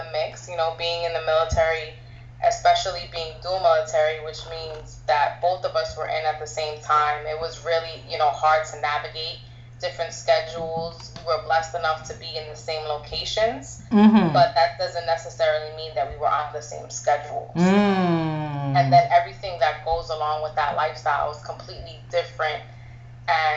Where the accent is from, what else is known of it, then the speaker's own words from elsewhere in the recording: New York City, New York, United States; moved away as an adult; also born or lived in Texas / North Carolina; now in Virginia, United States; I'm originally from New York, the Bronx